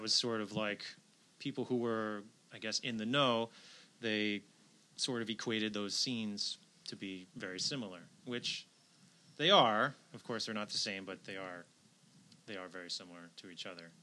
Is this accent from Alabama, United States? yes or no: no; outside New York City, United States; I grew up outside New York City